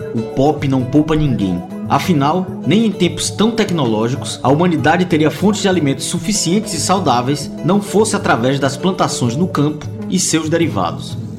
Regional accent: Bahia, Brazil; now in Paraíba, Brazil; sou baiano

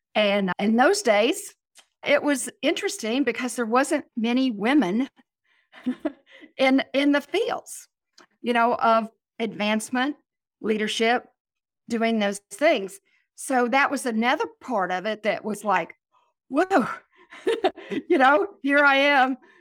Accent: Oklahoma, United States; I'm from Oklahoma

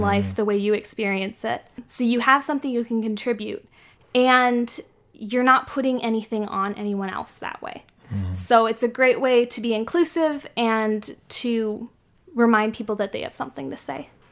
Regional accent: San Francisco, California, United States; I grew up in San Francisco

